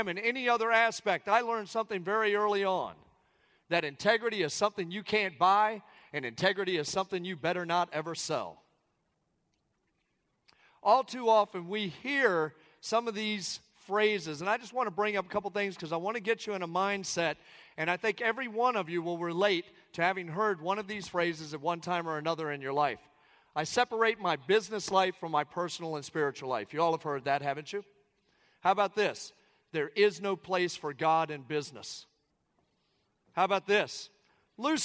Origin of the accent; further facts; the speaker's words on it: Southern Maryland, United States; I come from Southern Maryland. I come from just outside of Washington, D.C. I come from a military family